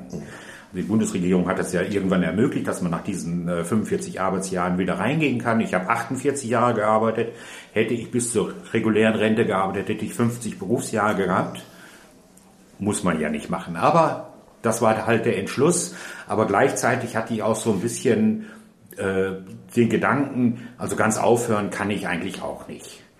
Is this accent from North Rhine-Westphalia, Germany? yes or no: yes; North Rhine-Westphalia, Germany; also born or lived in Austria; ich {S1} bin ein Migrant sozusagen, ich komme aus Österreich, bin dann im Ruhrgebiet aufgewachsen